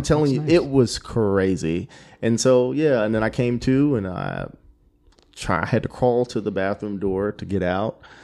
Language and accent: English; Killeen, Texas, United States; also born or lived in Germany / Georgia; moved to Killeen when I was like four, and now I'm just from Killeen.